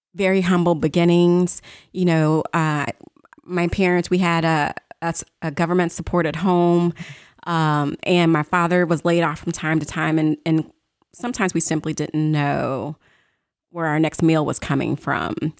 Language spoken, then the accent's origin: English; St. Louis, Missouri, United States; I was born and raised in St. Louis